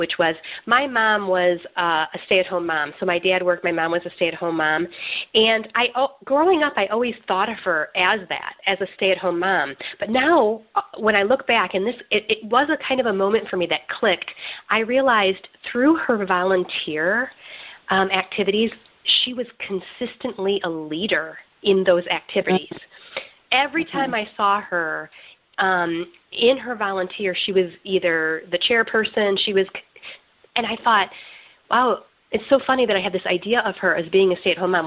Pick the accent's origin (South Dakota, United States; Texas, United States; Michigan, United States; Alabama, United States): Michigan, United States; Burton; moved away as an adult; now in Detroit, United States; I grew up in the Flint area. I grew up in Burton.